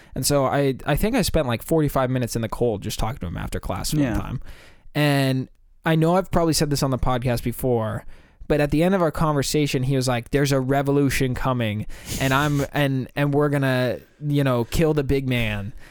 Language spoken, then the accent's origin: English; United States; We're from America